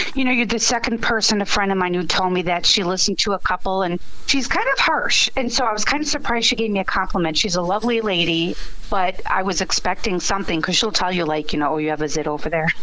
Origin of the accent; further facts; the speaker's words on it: Chicago, Illinois, United States; I grew up in a nice little Polish neighborhood. Everybody knew everybody. Yes. Well, Catholic, you know, Catholic girl from the Southwest side